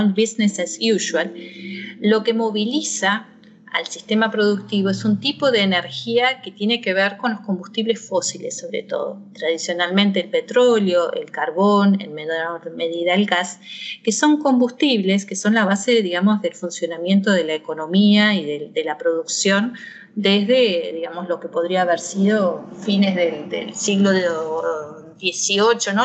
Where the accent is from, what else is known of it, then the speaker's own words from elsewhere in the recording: Argentina; moved away as an adult; also born or lived in Mainz, Germany; now in Tacuarembó, Uruguay; yo nací en Argentina